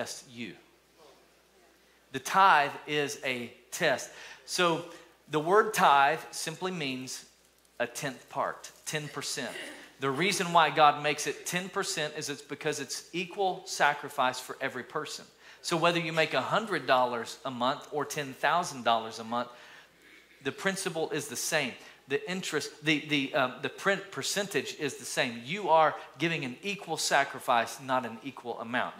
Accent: East Tennessee, United States; moved away; also born or lived in Alabama; when I grew up in East Tennessee, lived in Alabama for about 15 years

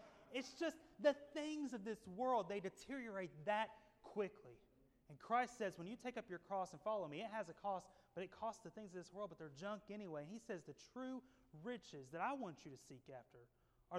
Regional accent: Tennessee, United States; growing up in Tennessee as a little boy

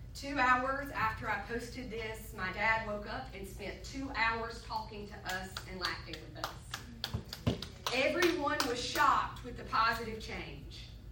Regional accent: Sandy Ridge, North Carolina, United States; I grew up in Sandy Ridge, North Carolina

